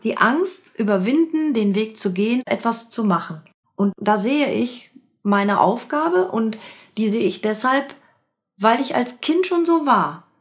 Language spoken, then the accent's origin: German; Dortmund, North Rhine-Westphalia, Germany; also born or lived in Schwerte; Lütken Dortmund, wo ich aufgewachsen bin